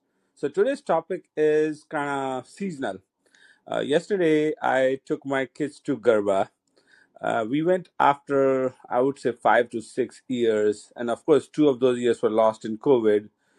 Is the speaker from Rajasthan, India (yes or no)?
yes; Rajasthan, India; moved away; I grew up in Rajasthan.